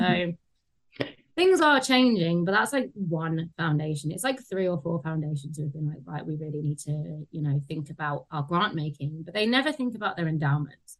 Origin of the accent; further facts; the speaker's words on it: London, United Kingdom; I grew up in Tottenham, which is um, yeah seen as a you know deprived area in in London